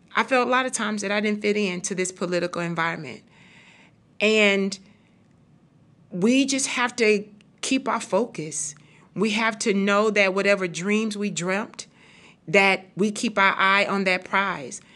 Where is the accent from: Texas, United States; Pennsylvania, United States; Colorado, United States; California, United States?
Texas, United States; Houston; I am from and born and raised in Fifth Ward, Texas